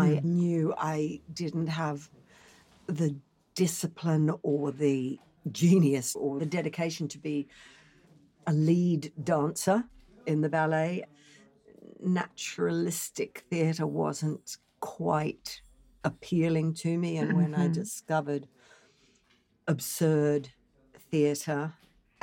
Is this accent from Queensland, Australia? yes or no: yes; Brisbane, Queensland, Australia; moved away; also born or lived in London; my hometown of Brisbane, Australia